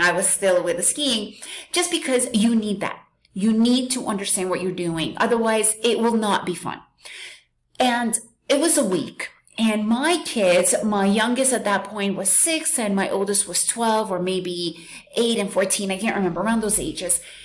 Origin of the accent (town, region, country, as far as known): New York, United States; born or raised there; moved away as an adult; also born or lived in Soviet Union; now in Central America